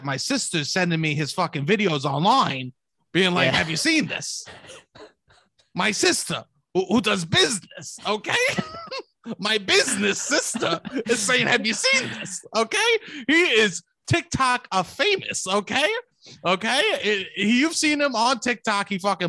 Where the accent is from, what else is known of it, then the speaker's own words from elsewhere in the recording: New York, United States; Wow, Kyle, that's offensive because I'm from New York.